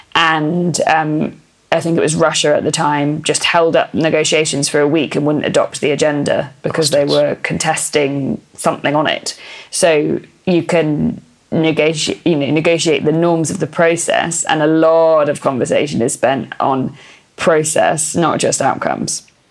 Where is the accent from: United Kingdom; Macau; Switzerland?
United Kingdom; England; accent: BBC English; first language English; I have a kind of BBC English accent